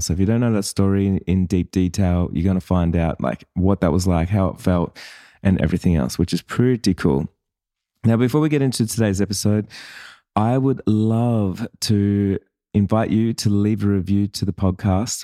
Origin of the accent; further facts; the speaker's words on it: Sydney, New South Wales, Australia; I was born in Sydney